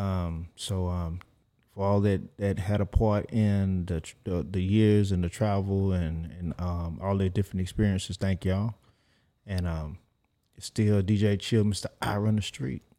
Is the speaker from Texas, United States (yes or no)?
yes; Houston, Texas, United States; I'm from South Park